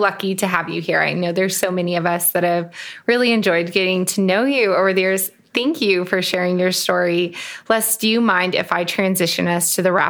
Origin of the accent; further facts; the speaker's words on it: Montana, United States; I grew up a Montana soccer player